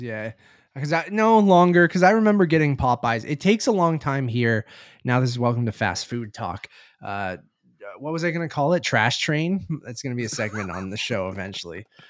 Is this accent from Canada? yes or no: yes; Canada; as a Canadian